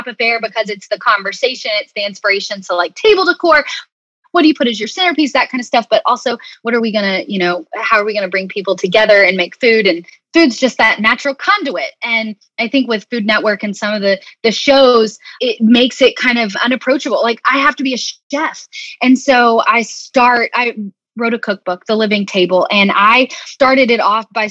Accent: Arkansas, United States; moved away as an adult; also born or lived in Birmingham; growing up in Arkansas, we're kind of in, you know, really in the South

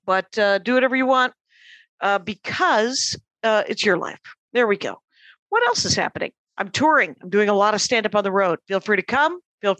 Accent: Wisconsin, United States; now in Los Angeles, United States; Because I'm from Wisconsin

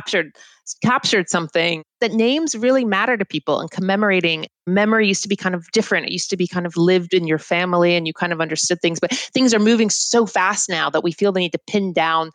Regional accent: North Carolina, United States; moved away; where I grew up in North Carolina

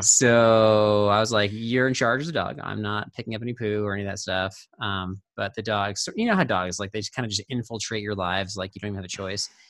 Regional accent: Orange County, California, United States; moved away; also born or lived in Colorado; I grew up in the Orange County

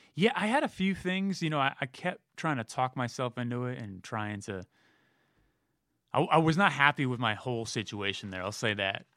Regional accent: Millbrae, California, United States; moved away; San Francisco Bay Area, Millbrae, town about ten minutes south

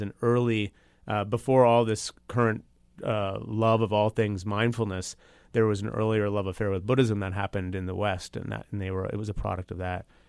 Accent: Toronto, Ontario, Canada; I'm from Toronto.

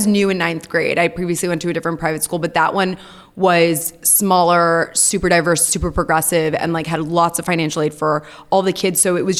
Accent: New York City, New York, United States; I'm an Aries and I'm a New Yorker, born and raised.

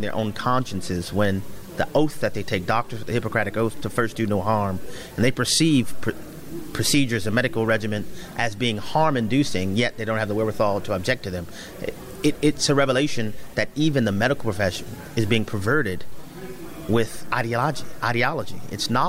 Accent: New Orleans, Louisiana, United States; I grew up in New Orleans, Louisiana, eating gumbo

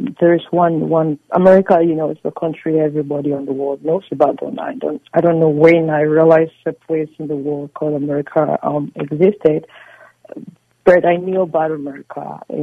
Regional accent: United States; because as an American, I value all my federal, you know, citizens.

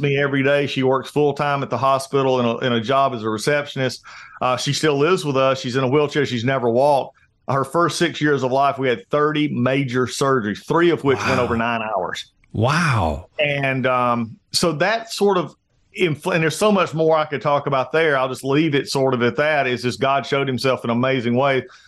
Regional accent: Gainesville, Georgia, United States; I was born here in Gainesville, Georgia, which is where I live

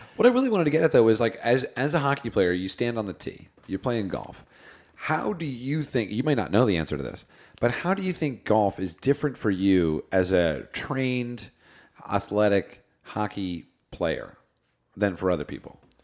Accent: New Jersey, United States; now in Los Angeles, United States; I grew up in New Jersey on the East Coast

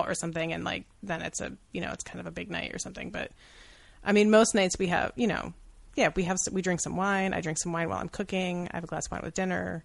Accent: Syracuse, New York, United States; I'm from Syracuse

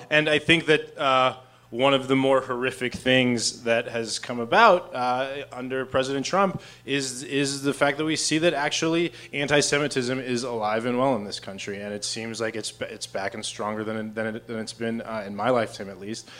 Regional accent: Arizona, United States; I'm from Arizona

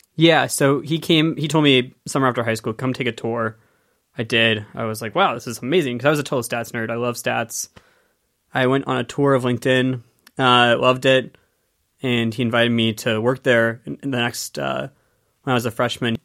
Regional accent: Penngrove, California, United States; I grew up in Penn Grove, California, in Sonoma County

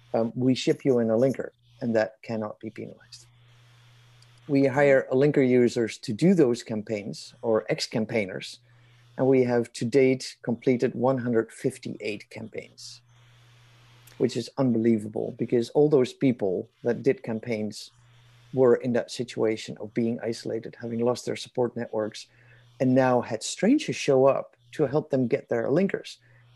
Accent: Netherlands; moved away as an adult; also born or lived in Kosovo / Kenya / Sudan / Afghanistan; now in Canada; I was born and raised in the Netherlands

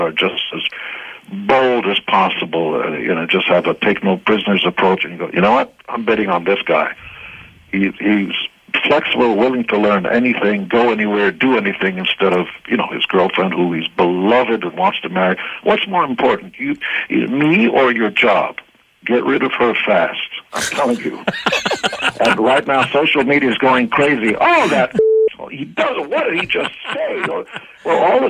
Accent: Israel; English is a second language; moved away; I wasn't born in the States or Canada. I come from Israel, and I had to learn how to speak English. English was my third or fourth language.

